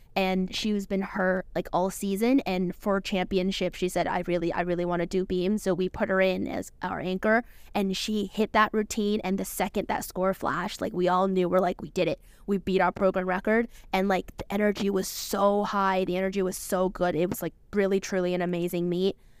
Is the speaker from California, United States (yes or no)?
yes; California, United States; moved away as an adult; now in Connecticut, United States; I'm from California